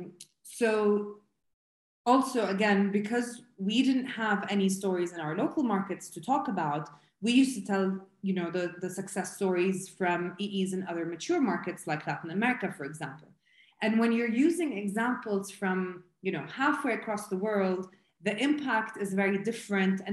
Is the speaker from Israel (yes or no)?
no; Jordan; I'm originally from Jordan